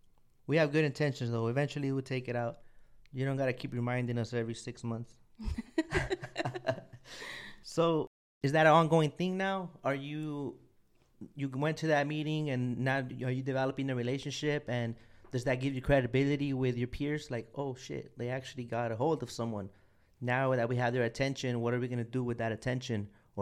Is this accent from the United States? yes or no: yes; California, United States; I'm from California, Port of Long Beach, Port of LA.